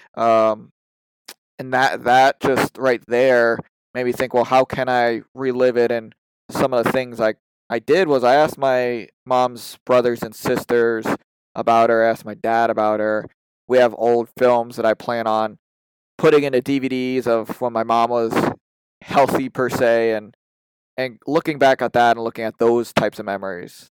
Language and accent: English; Massachusetts, United States; I'm from the Massachusetts area